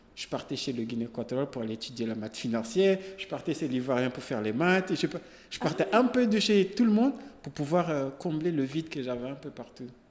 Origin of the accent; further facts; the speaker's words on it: Comoros; moved away as an adult; also born or lived in Senegal; j'ai quitté les Comores jusqu'à Kenya